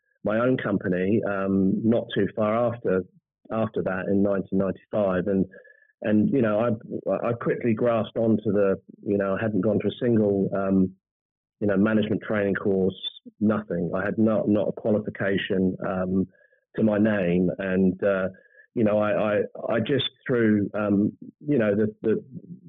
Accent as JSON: {"language": "English", "country": "New Zealand", "tie": "born or raised there", "moved": "yes", "said": "I was born and bred in New Zealand"}